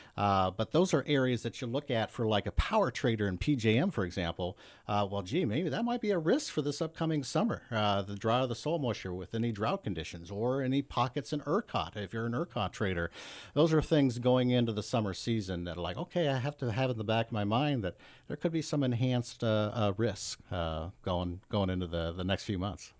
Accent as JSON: {"language": "English", "region": "Northeast Ohio", "country": "United States", "tie": "born or raised there", "also_born_or_lived": "Pennsylvania", "said": "I grew up in Northeast Ohio"}